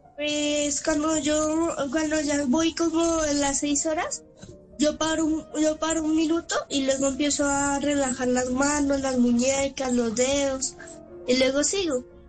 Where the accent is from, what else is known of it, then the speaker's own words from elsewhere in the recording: Colombia; soy colombiano